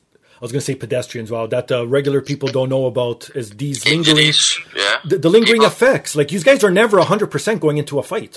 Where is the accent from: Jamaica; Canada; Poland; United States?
Canada; for me being Canadian